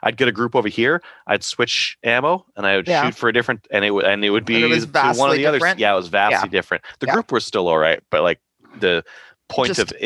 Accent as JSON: {"language": "English", "country": "Canada", "said": "I'm a Canadian"}